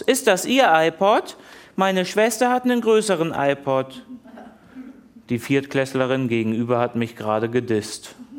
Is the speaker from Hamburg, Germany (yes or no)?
yes; Hamburg, Germany; In meiner Heimatstadt Hamburg